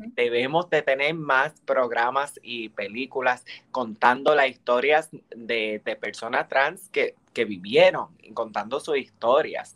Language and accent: Spanish; Bayamón, Puerto Rico; moved away; also born or lived in United States; aquí en mi pueblo, en Bayamón